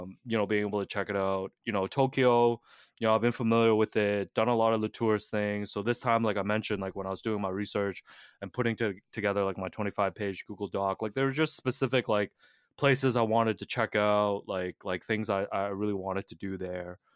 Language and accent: English; Hong Kong; moved away; I'm from Hong Kong